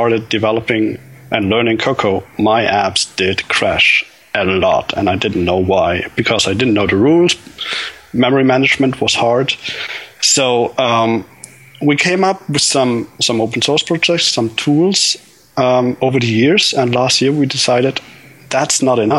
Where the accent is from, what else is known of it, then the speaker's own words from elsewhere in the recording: Germany; I'm from Germany